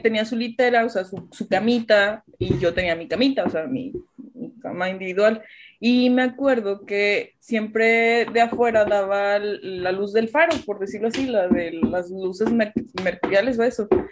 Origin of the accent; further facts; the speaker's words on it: Allende, Nuevo León, Mexico; como soy de Allende, pues vivíamos allá en la casa de mis papás.